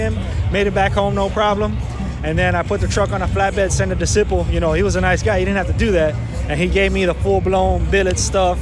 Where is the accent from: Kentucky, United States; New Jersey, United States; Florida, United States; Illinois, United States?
Florida, United States; Hialeah; I'm from Hialeah